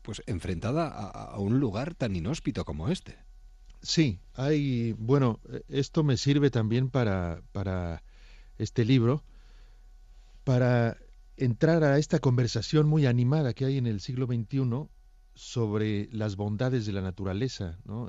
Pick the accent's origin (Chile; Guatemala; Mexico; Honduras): Mexico; now in Barcelona, Spain; un paréntesis mexicano, en una saga barcelonesa